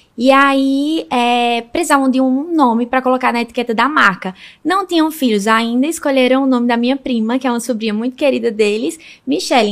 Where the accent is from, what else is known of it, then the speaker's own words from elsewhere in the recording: Santa Cruz do Capibaribe, Pernambuco, Brazil; a gente é de Santa Cruz do Capibaribe, é o interior do Pernambuco